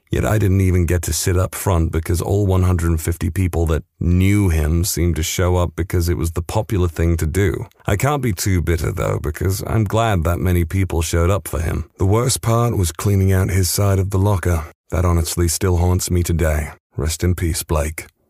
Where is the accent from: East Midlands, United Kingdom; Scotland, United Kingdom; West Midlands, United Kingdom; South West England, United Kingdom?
West Midlands, United Kingdom; I come from the Midlands of the U K, specifically the West Midlands